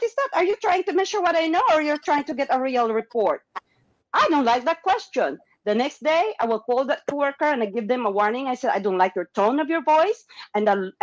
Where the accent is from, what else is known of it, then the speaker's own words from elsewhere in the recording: Philippines; moved away; they don't have any more Filipino cousins